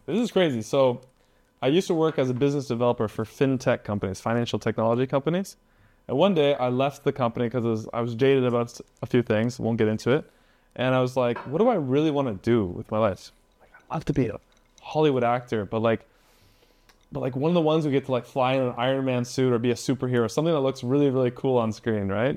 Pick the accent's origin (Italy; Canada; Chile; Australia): Canada; I'm from Canada, I'm not even from America